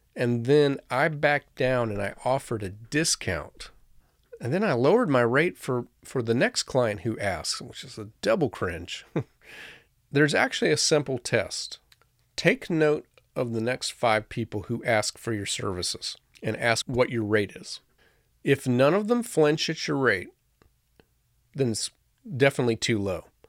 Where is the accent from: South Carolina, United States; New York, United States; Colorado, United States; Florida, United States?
Florida, United States; moved away; I grew up in Florida, where the most beautiful sunny day was likely to have a torrential thunderstorm